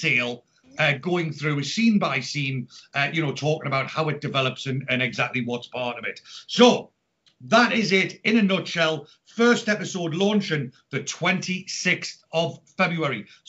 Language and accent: English; Newcastle upon Tyne, North East England, United Kingdom; now in Reading, United Kingdom; But as you can tell, I'm not from Reading. I am originally from Newcastle.